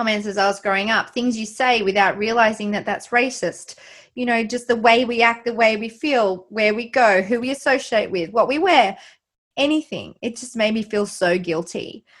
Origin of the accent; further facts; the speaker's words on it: Australia; I just felt so guilty, like, as an Australian